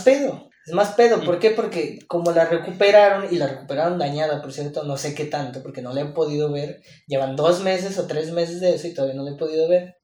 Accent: Mexico; como buen mexicano

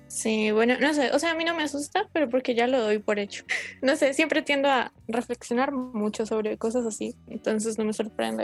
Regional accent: Colombia; somos de Colombia, país tercermundista

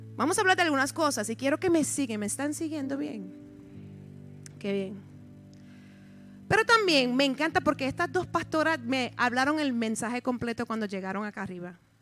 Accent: United States; also born or lived in Puerto Rico / Chicago, Illinois; Yo soy puertorriqueña, nacida en los Estados Unidos, el lenguaje mío es medio interesante

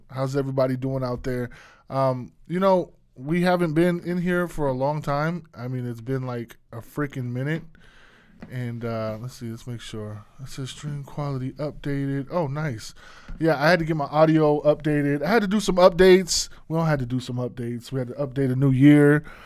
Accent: Arizona, United States; moved away; my hometown

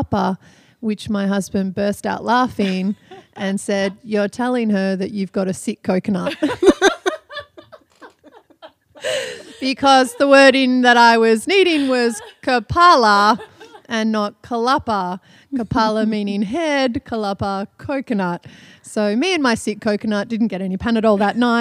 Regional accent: Australia; moved away as an adult; now in Cirebon, Indonesia; from Australia.

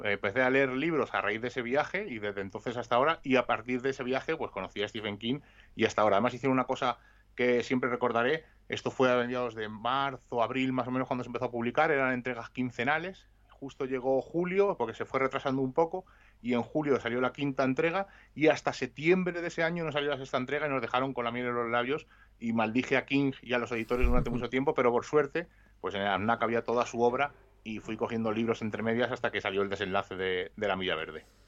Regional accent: Madrid, Community of Madrid, Spain; Yo estudiaba en Vallecas y me cambiaron a Atocha

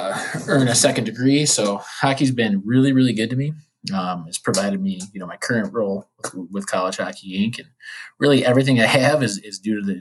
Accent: Detroit, Michigan, United States; growing up in the Detroit area

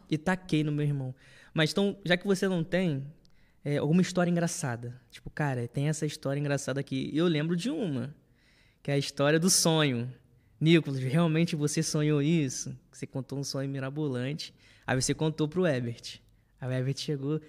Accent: Rio de Janeiro, Brazil; also born or lived in Olaria; hoje eu moro em Olaria, mas antigamente eu morava em Bom Sucesso com os meus pais, próximo aqui da igreja

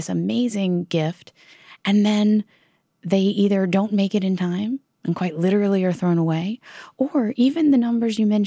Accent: Virginia, United States; my home state of Virginia

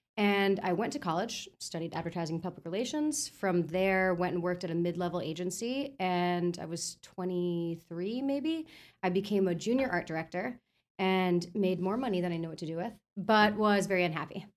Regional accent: Florida, United States; also born or lived in New York; I'm born in Florida. Uh, raised in New York till I was about seven, so like just like the first early years, and then back to Florida for most of my like you know development years

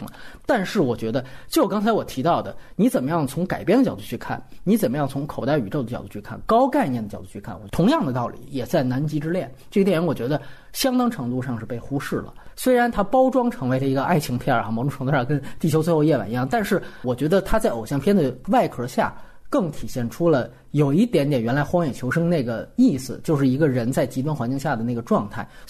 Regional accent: Guangdong, China; 比如说我们潮汕人在外面这样的一个故事

